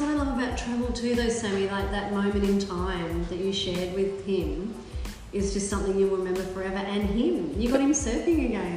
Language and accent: English; Melbourne, Victoria, Australia; also born or lived in Sydney; now in Brisbane, Australia; I grew up in Melbourne, I've lived in Sydney, I now live in Brisbane